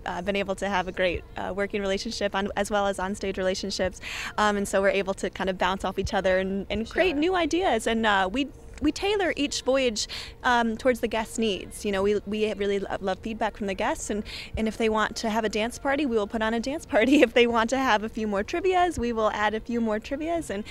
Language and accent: English; New York City, New York, United States; I am from New York City